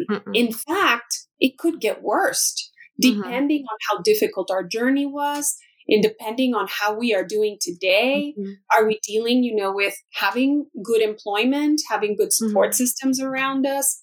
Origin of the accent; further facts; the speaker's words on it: El Salvador; now in United States; I'm an immigrant from El Salvador